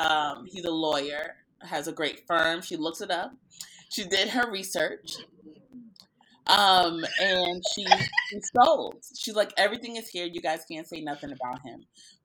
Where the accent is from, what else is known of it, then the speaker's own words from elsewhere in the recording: New York City, New York, United States; I'm from Queens, and Queens is next door to Long Island